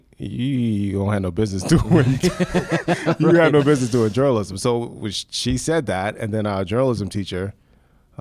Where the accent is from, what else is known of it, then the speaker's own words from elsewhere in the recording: Maryland, United States; moved away as an adult; now in Cleveland, United States; Of course I'm from Maryland